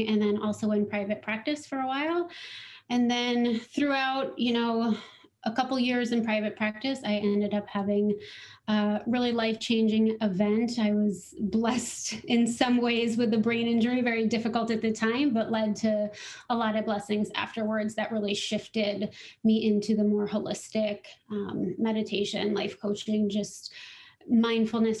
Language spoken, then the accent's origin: English; Littleton, Colorado, United States; I grew up in Littleton, Colorado